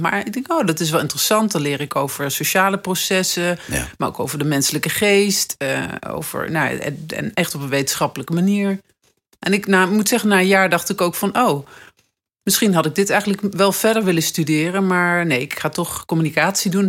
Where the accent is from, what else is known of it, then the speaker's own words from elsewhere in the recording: Nijmegen, Gelderland, Netherlands; moved away as an adult; now in Amsterdam, Netherlands; ik kwam uit Nijmegen, ik woon in Amsterdam